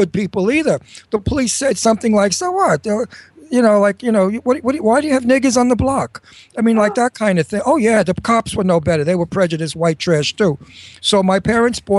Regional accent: New York City, New York, United States; also born or lived in Brooklyn, New York; I came from Brooklyn, and then I was raised in Astoria, Queens

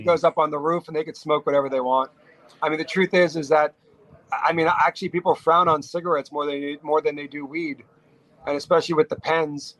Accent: Garden City, New York, United States; I grew up in Garden City.

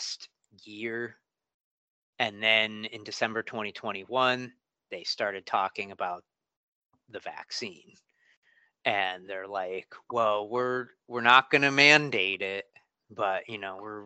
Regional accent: Connecticut, United States; moved away as an adult; now in Massachusetts, United States; I grew up in Connecticut, but I moved up to Massachusetts about 17 years ago, 15 years ago

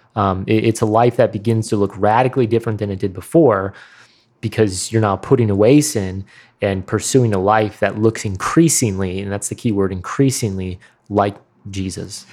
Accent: Midwest, United States; accent: Midwestern; mine was clearly the strongest Midwestern accent

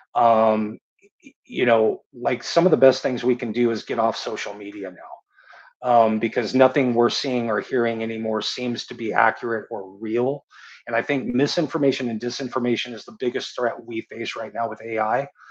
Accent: San Diego, California, United States; I was born and raised in San Diego

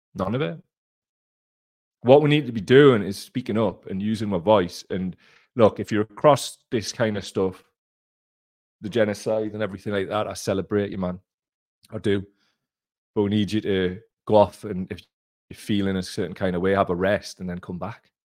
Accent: Gateshead, North East England, United Kingdom; I'm from Gateshead

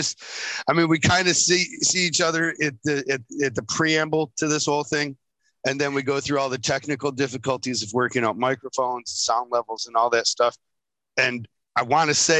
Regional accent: Michigan, United States; I'm from Michigan

